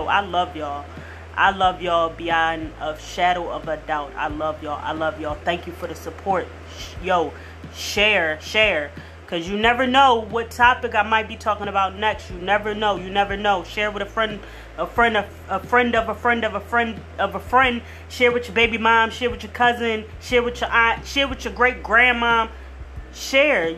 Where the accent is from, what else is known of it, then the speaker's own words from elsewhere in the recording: Philadelphia, Pennsylvania, United States; I'm from the P. I'm from South Philly. So when you're from South Philly